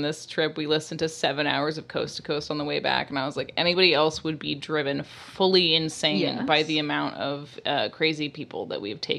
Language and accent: English; New York City, New York, United States; I'm from New York City, and sometimes we drink 50-50 martinis.